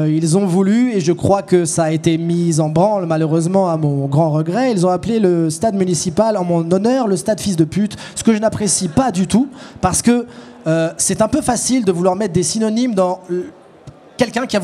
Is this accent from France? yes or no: yes; France; Je suis français et je n'aime pas la Suisse.